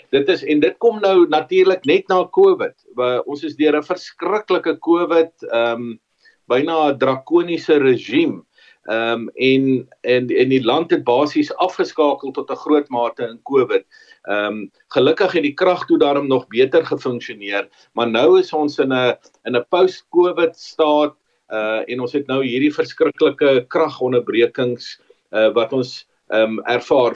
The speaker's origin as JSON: {"language": "Afrikaans", "country": "South Africa"}